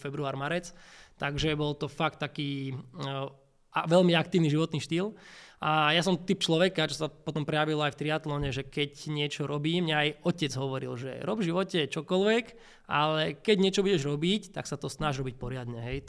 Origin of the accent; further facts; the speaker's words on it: Bratislava, Bratislava Region, Slovakia; ja som z Bratislavy